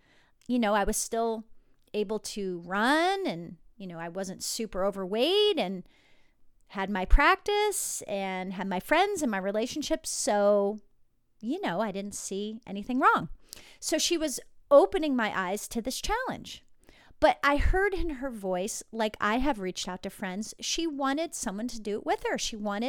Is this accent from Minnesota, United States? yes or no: no; New Jersey, United States; And I grew up in New Jersey with all my relatives, including my parents, drinking wine, drinking beer, drinking kind of anything.